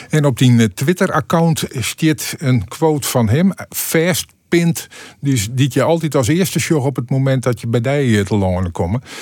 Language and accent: Dutch; Friesland, Netherlands; ik kom uit Friesland.